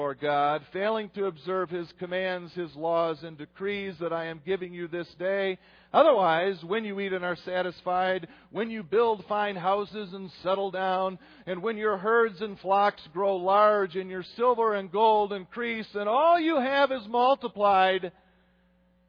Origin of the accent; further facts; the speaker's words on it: United States; I'm an American, but I'm Dutch, too